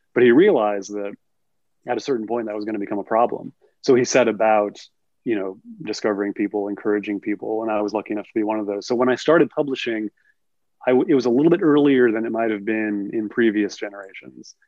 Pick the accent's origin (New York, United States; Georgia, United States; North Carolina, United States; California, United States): California, United States; El Cerrito; I'm from El Cerrito, California, in the East Bay of the California the Bay Area